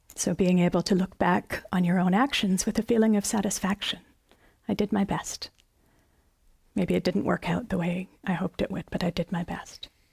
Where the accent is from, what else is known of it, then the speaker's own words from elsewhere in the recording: Canada; as a Canadian